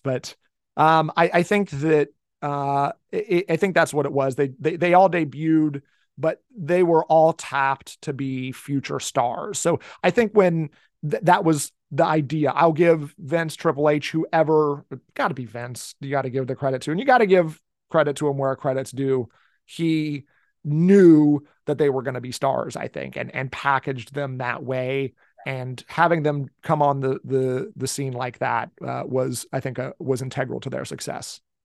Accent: Cincinnati, Ohio, United States; also born or lived in northern Kentucky; I'm from the Cincinnati area. I've lived in this area my entire life

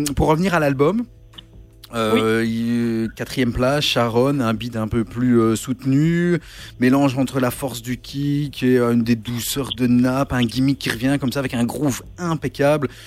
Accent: Belgium; chez nous en Belgique

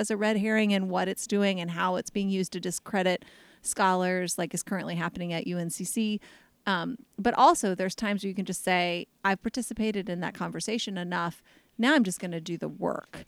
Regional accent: United States

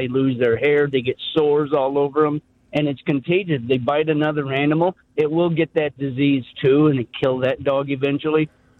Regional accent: Alabama, United States; now in Bolingbrook, United States; I'm from Alabama, but I moved to Bolingbrook.

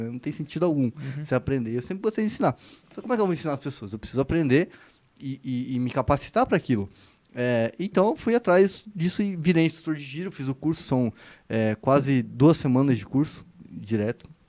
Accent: Foz do Iguaçu, Paraná, Brazil; now in São Paulo, Brazil; eu vim de Foz do Iguaçu, né? Foz do Iguaçu era uma cidade muito violenta, mas era uma violência mais direcionada pro, pro, pro tráfico

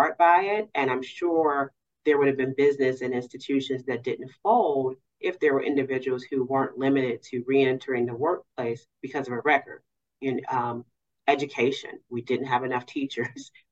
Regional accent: Cincinnati, Ohio, United States; moved away as an adult; also born or lived in Maryland / Kentucky; I am actually from Cincinnati, but I built my legal career outside in those areas

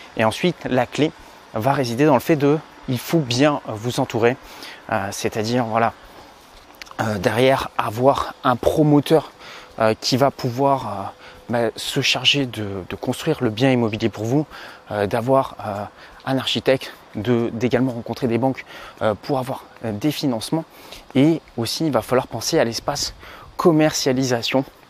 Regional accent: Provence-Alpes-Côte d'Azur, France; je me trouve en fait dans un des quartiers où j'ai grandi euh, quand j'étais petit sur la Côte d'Azur

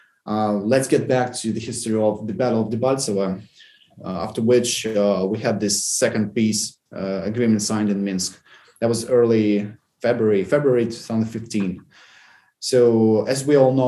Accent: Volnovakha, Donetsk Oblast, Ukraine; moved away; my hometown, Volnovakha

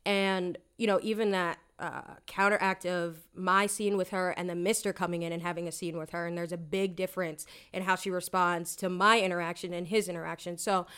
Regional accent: Lancaster, Pennsylvania, United States; And growing up in this area, I think I mentioned to somebody in the cast, like, oh yeah, I'm from Lancaster

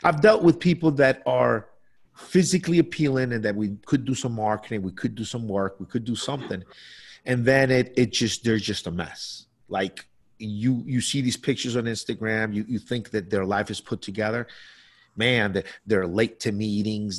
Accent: Colombia; moved away; when I was a child growing up in Colombia

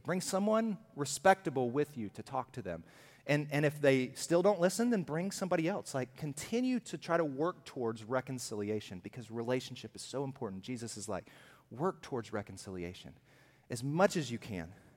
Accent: Alabama, United States; I'm from Alabama.

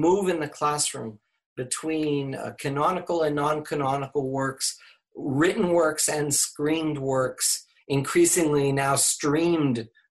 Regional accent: Laredo, Texas, United States; moved away; growing up in Laredo

